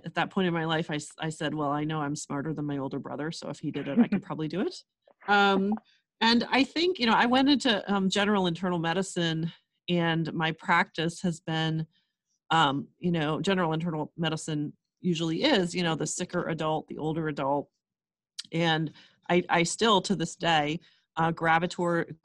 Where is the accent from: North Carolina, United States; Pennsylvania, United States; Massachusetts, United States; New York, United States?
Pennsylvania, United States; Erie; moved away; I grew up in Erie, Pennsylvania, and the other side of the state from Philadelphia